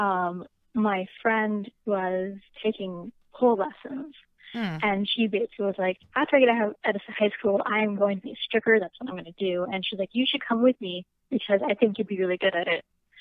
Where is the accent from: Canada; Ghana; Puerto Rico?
Canada; Toronto, Ontario; Toronto, born and raised